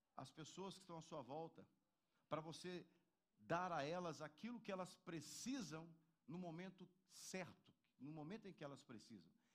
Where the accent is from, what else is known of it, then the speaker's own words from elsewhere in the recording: Minas Gerais, Brazil; moved away; lá na minha terra, lá em Minas Gerais